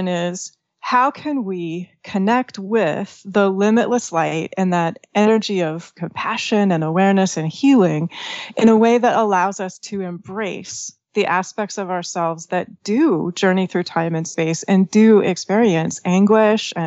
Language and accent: English; northeast Washington State, United States; I was born in Washington State and kind of like the northeast corner of the state.